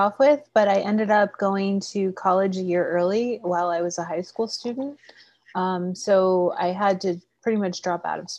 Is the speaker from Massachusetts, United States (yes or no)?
no; Seattle, Washington, United States; also born or lived in Maryland / Delaware; So we started off in Maryland, Delaware area. And then I actually did my university and high school out in Seattle.